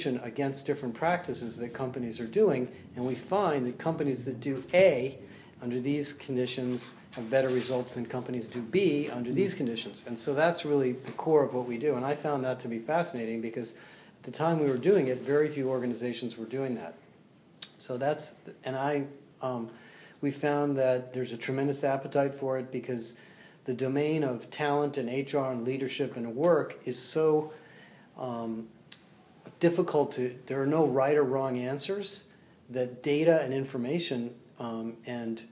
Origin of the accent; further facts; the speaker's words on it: California, United States; also born or lived in Brookline, Massachusetts; I was born in Brookline, Massachusetts, and grew up in California